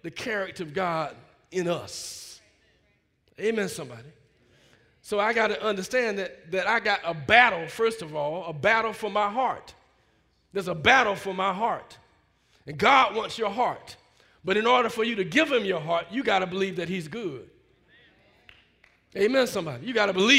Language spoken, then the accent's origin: English; Alabama, United States; growing up in Alabama, you know, part of the first wave of folk integrating schools